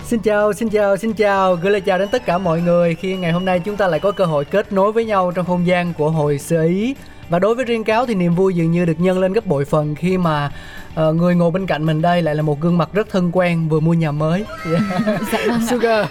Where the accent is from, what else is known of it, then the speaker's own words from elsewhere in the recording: Ho Chi Minh City, Vietnam; hồi xưa mình ở quận thủ đức